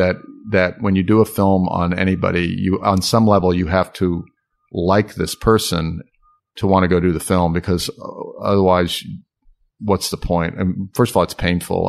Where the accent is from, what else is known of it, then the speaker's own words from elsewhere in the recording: Hampton, Virginia, United States; now in Oak Park, United States; my hometown